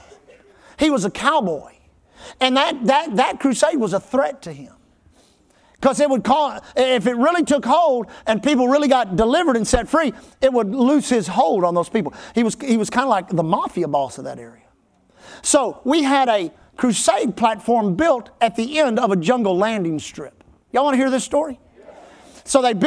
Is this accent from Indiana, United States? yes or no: no; Texas, United States; We always say Texas. We never say America